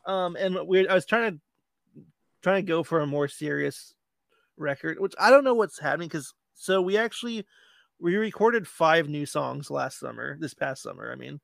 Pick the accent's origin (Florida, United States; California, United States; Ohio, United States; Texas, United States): Florida, United States; Land O' Lakes; Land Lakes is my hometown.